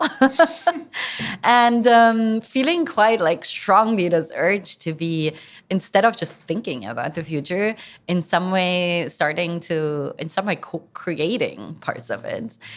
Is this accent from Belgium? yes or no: no; near Frankfurt, Hesse, Germany; moved away; also born or lived in London / San Francisco; I grew up in, um, Frankfurt, well, I say in Frankfurt, but it's actually a town outside Frankfurt in Germany